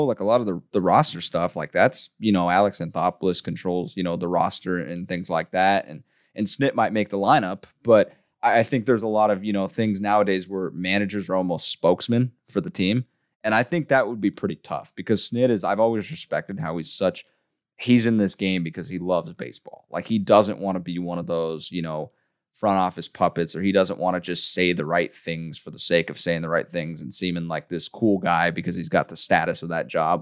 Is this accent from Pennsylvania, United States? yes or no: no; San Diego, California, United States; I grew up in San Diego